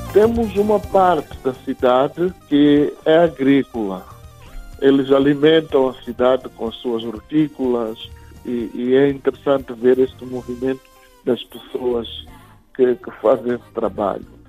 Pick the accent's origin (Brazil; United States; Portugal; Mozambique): Mozambique; Gaza Province; now in Maputo, Mozambique; Nasci em Gaza, mas vivo na cidade de Maputo